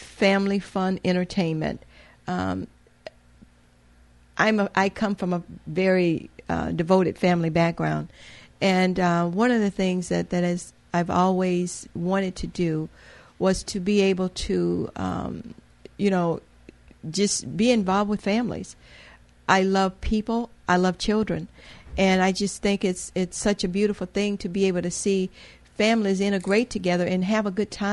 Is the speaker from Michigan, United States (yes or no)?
no; Mississippi, United States; moved away as an adult; also born or lived in Louisiana / Memphis, Tennessee / Houston, Texas / Chicago; now in Muskegon, United States; I'm from a little town in Mississippi